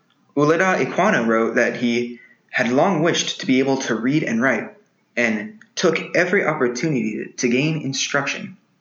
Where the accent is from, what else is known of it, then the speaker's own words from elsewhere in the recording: Texas, United States; I'm 18, and I'm from Texas.